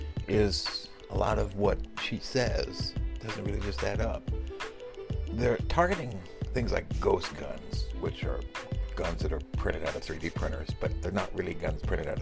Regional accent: New York City, New York, United States; I am the dude from New York

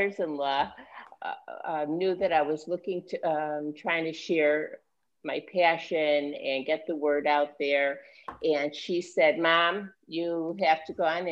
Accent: Chicago, Illinois, United States; moved away as an adult; also born or lived in New York; I was born and raised in Chicago.

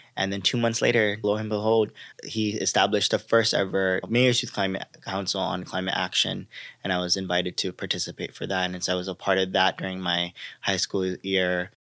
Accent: Los Angeles, California, United States; I grew up in Los Angeles, a community specifically called South Central Los Angeles or South L A, as many know it, uh, notorious for many injustices. I like to say born and raised in South L

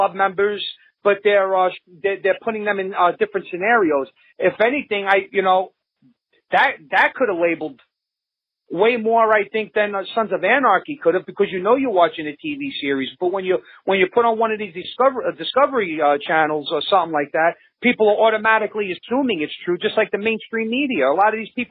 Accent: New York City, New York, United States; now in upstate New York, United States; I live upstate New York now. I'm originally from Brooklyn

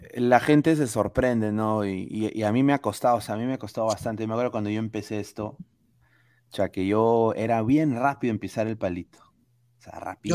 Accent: Peru; moved away; Soy peruano, amo mi país, pero estoy fuera

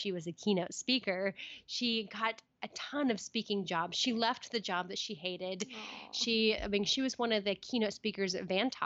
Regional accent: Red Bluff, California, United States; moved away as an adult; now in Portland, United States; I am a girl from Red Bluff, California, who lived with, you know, my siblings and my mom

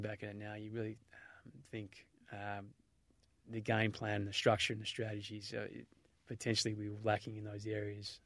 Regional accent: Melbourne, Victoria, Australia; I grew up in Mentone in, in, uh, Bayside, Melbourne

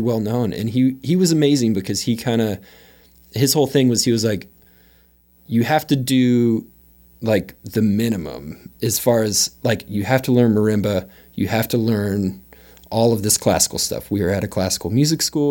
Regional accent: Austin, Texas, United States; moved away as an adult; also born or lived in Dallas, Texas / Waco, Texas / New York City; I was born in Dallas, but I, I grew up in Austin.

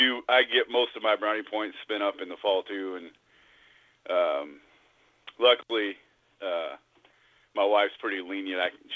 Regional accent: Missouri, United States; so I got to come back to my home state of Missouri for U season.

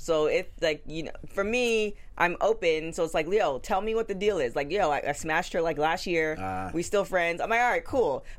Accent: Canada; I'm Canadian.

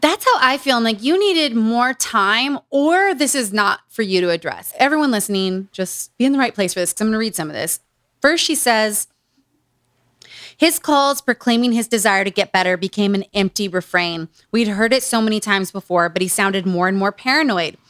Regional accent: Utah, United States; Growing up in Utah.

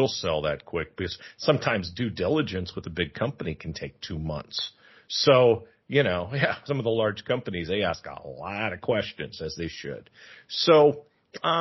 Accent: San Francisco, California, United States; now in Thailand; I'm from San Francisco. I live in Thailand.

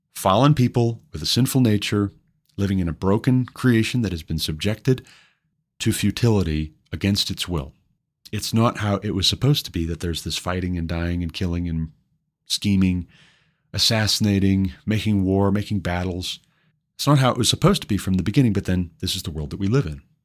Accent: Montana, United States; my home state, Billings, Montana

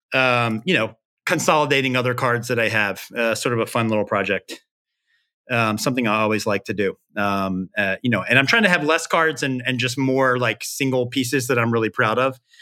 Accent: Memphis, Tennessee, United States; I'm from Memphis

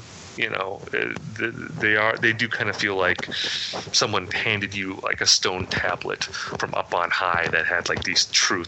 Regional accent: Midwest, United States; I grew up in the Midwest where nothing exciting ever happened in my town.

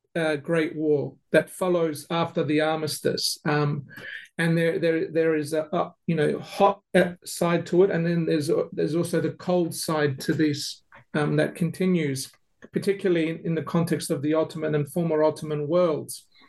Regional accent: Melbourne, Victoria, Australia; now in Adelaide, Australia; I grew up in Melbourne

